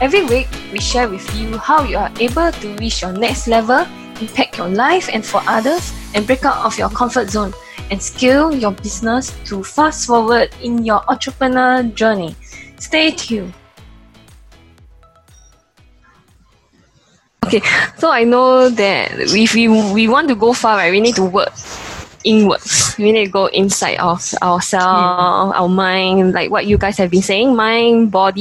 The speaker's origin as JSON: {"language": "English", "country": "Singapore", "said": "I'm from Singapore"}